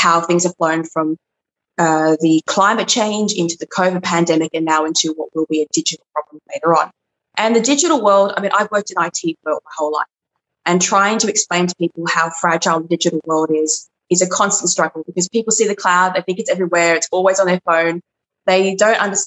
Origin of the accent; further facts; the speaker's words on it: Sydney, New South Wales, Australia; I hail from Sydney